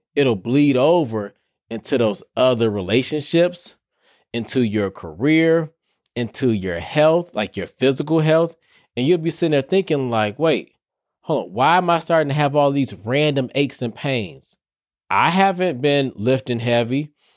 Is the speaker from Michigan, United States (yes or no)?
yes; Detroit, Michigan, United States; Y'all know I'm from Detroit.